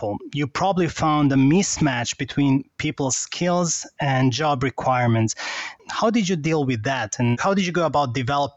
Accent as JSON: {"language": "English", "country": "Serbia", "said": "I'm from Serbia"}